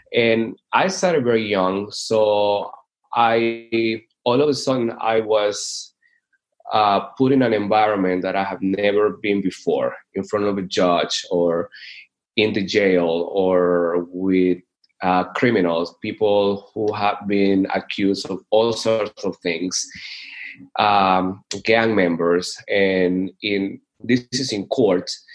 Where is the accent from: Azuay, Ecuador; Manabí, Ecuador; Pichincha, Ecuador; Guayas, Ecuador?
Manabí, Ecuador; Chone; moved away as an adult; also born or lived in Georgia, United States / Pompano Beach, Florida; I am originally from Ecuador. I was born and raised in a small coastal city called Chone